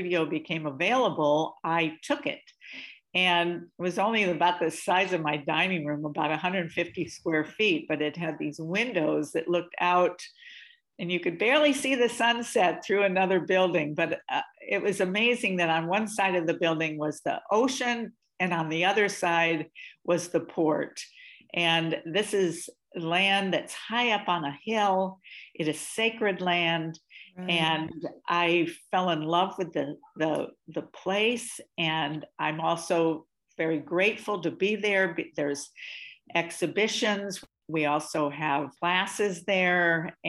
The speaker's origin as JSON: {"language": "English", "town": "Evansville", "region": "Indiana", "country": "United States", "tie": "born or raised there", "also_born_or_lived": "Bay Area / San Pedro", "moved": "yes", "said": "I was raised in the Midwest. I'm from Evansville, Indiana, which is where I spent most of my life."}